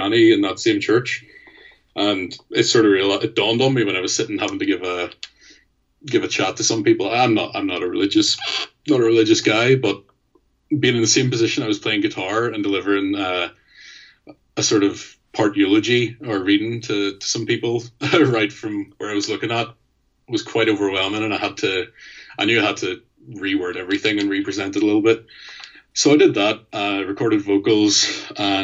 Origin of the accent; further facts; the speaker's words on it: Mid Ulster, Sperrin Mountains, Northern Ireland, United Kingdom; also born or lived in Belfast; We're all from the Mid Ulster area of Ireland, sort of in the northeast of it. And we all grew up in and around the Sperrin Mountains